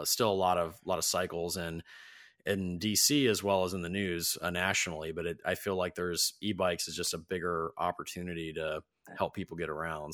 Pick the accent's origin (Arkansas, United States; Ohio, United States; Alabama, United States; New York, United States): Ohio, United States; I grew up in Ohio